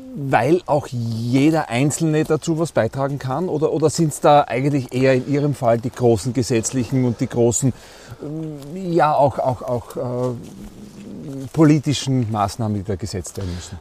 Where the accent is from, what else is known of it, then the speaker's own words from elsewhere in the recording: Styria, Austria; bei uns in der Steiermark, wir sagen hier, die, das sind die Murnockerln